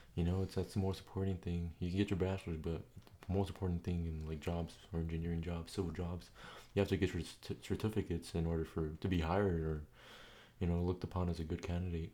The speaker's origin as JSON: {"language": "English", "town": "San Diego", "region": "California", "country": "United States", "said": "we're both teenagers from California, San Diego"}